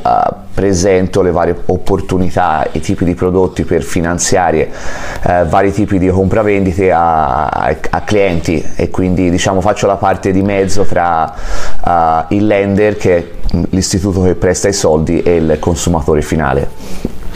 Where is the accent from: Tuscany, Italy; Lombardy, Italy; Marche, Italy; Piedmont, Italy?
Tuscany, Italy; Florence; moved away as an adult; now in California, United States; sono nato a Firenze ma vivo qua dal 2016